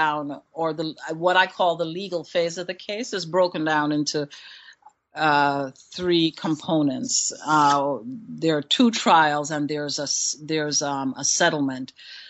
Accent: Queens, New York, United States; I grew up in Queens.

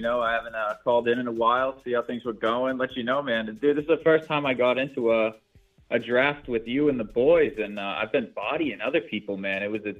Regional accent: Massachusetts, United States; now in New Hampshire, United States; I'm from Massachusetts, but I'm living in New Hampshire right now.

